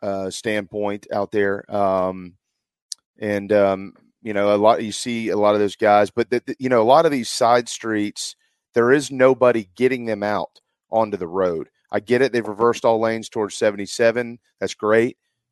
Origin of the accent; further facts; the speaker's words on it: Philadelphia, Pennsylvania, United States; I don't care about the game because I'm from Philadelphia.